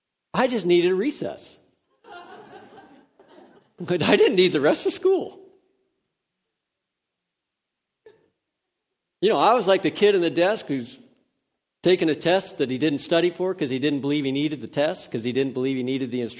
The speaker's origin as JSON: {"language": "English", "town": "Redding", "region": "California", "country": "United States", "tie": "born or raised there", "said": "I grew up in Redding, California"}